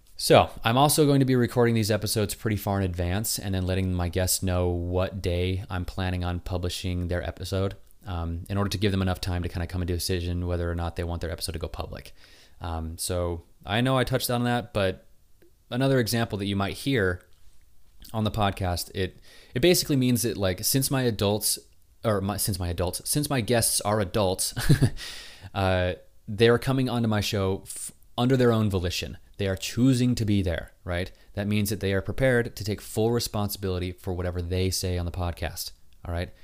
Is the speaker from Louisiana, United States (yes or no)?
no; Utah, United States; moved away; I was from Utah